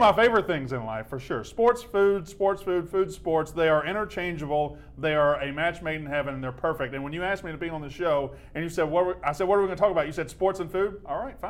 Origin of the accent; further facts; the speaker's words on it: Mississippi, United States; moved away as an adult; also born or lived in Louisiana / Florida / Alabama; now in Atlanta, United States; I'm from Mississippi. I grew up 15 minutes from Mississippi State